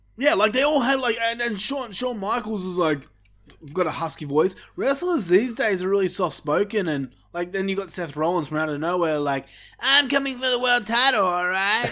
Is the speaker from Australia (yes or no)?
yes; Australia; We're Australian